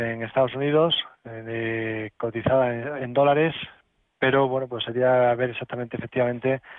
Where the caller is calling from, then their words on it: Valladolid, Castile and León, Spain; quería preguntarle al analista